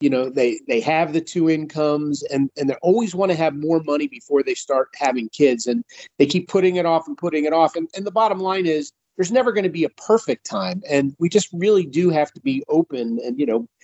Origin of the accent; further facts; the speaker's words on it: Philadelphia, Pennsylvania, United States; I grew up in the Philly area